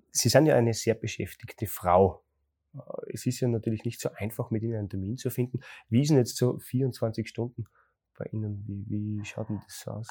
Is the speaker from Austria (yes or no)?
yes; Graz, Styria, Austria; bei uns in Graz